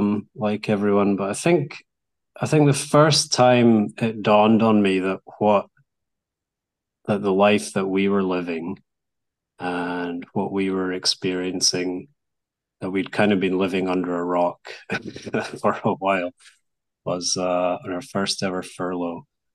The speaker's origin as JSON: {"language": "English", "town": "Barcelona", "region": "Catalonia", "country": "Spain", "second_language": "English", "said": "I don't know, I'm from Barcelona, so I have my other team."}